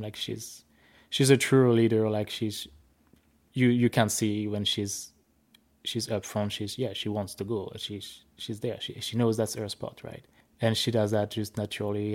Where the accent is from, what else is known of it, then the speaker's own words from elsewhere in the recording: France; accent: French; English is a second language; moved away as an adult; now in Saskatchewan, Canada; I'm from France